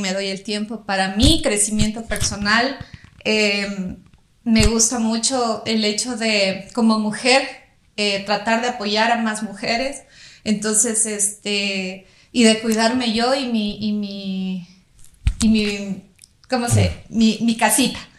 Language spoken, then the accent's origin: Spanish; Loja, Ecuador; soy de Loja